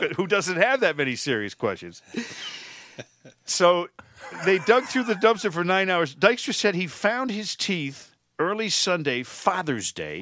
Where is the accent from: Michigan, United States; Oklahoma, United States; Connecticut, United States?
Connecticut, United States; Connecticut, my home state